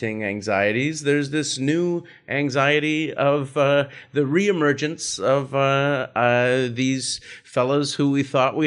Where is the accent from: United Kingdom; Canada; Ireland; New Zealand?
Canada; Vancouver, British Columbia; I'm from Vancouver and my wife's from Toronto